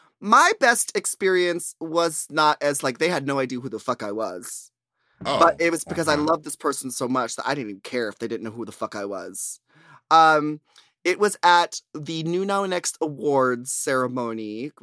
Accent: Bronx, New York, United States; Because I'm from the Bronx. I'm from the boogie down Bronx.

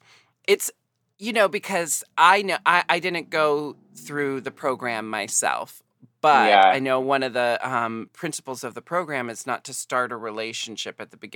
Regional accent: United States; I'm American.

